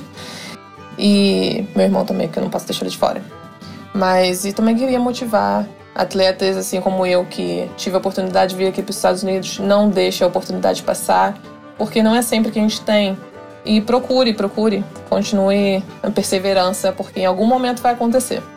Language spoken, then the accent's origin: Portuguese; Rio de Janeiro, Brazil; accent: Rio de Janeiro (carioca); moved away as an adult; now in Nashville, United States; o meu sotaque eh, no, no, no Rio de Janeiro, por exemplo. Restaurante, que a gente fala com R.